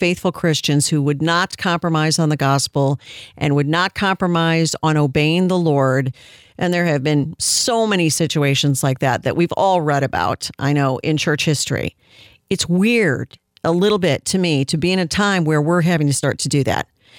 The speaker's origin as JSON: {"language": "English", "region": "Texas", "country": "United States", "said": "my home state of Texas"}